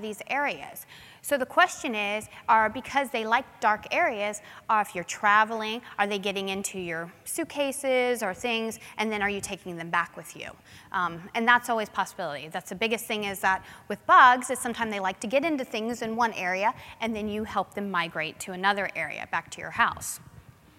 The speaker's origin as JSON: {"language": "English", "town": "New Smyrna Beach", "region": "Florida", "country": "United States", "tie": "born or raised there", "said": "I grew up in New Smyrna Beach, which is in Florida"}